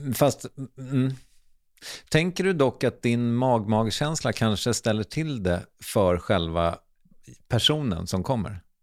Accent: Strängnäs, Södermanland, Sweden; Jag är från Strängnäs.

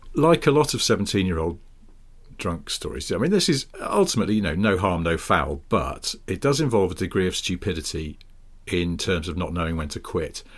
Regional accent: Wilmslow, North West England, United Kingdom; moved away; I was going back to Wilmslow, where I'm from

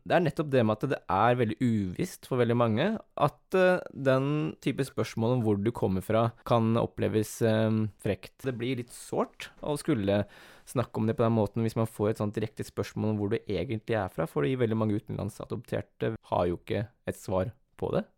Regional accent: Askim, Østfold, Norway; also born or lived in South Korea; jeg er oppvokst i Askim, eller kommer fra Askim

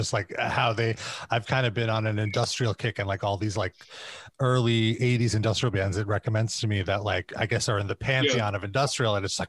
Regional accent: New York, United States; growing up in New York

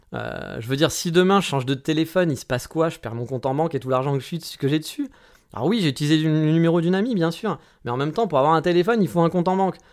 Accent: France; now in Japan; en tant que Français

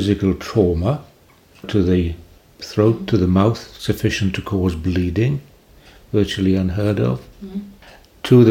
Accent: Carmarthen, Wales, United Kingdom; accent: Welsh; We're in Wales's oldest town, going back to Roman times, called Maridunum in those days, and it's my hometown.

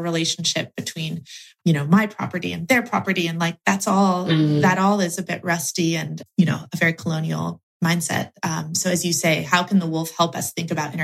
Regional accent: Oregon, United States; my home state of Oregon

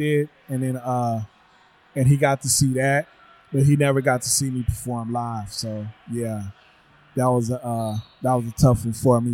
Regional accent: Oakland, California, United States; I grew up in West Oakland in the hood

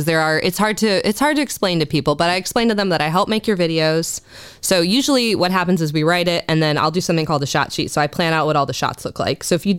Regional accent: Novi, Michigan, United States; also born or lived in Southern Illinois / West Texas / North Carolina; I am. I'm from Michigan. I'm from Novi, Michigan. I moved around a lot as a kid. I lived in Southern Illinois. I lived in West Texas.

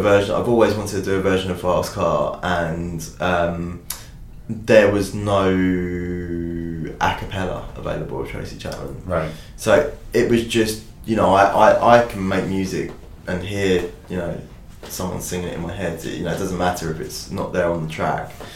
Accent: United Kingdom; I'm a British artist

